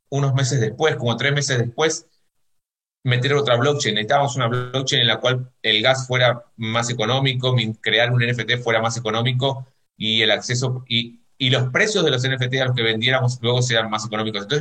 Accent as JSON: {"language": "Spanish", "country": "Argentina", "said": "yo lo digo como argentino, en Argentina nadie apuesta por la moneda local, que es el peso, porque el peso devalúa"}